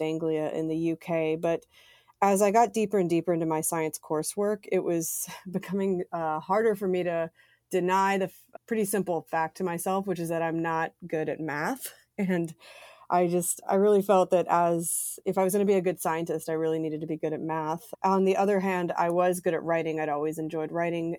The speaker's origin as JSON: {"language": "English", "region": "Mississippi Gulf Coast", "country": "United States", "tie": "born or raised there", "also_born_or_lived": "United Kingdom", "moved": "yes", "said": "I grew up in Mississippi on the Gulf Coast"}